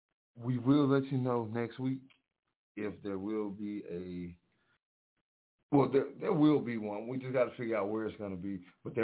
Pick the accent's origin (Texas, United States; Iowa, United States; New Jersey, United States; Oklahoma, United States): Texas, United States; East; I grew up in East Texas, man, down in the country, man, little red brick roads